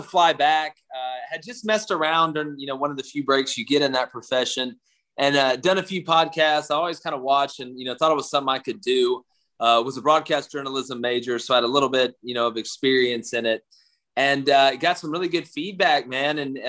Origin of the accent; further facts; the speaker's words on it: Auburn, Alabama, United States; I'm from Auburn.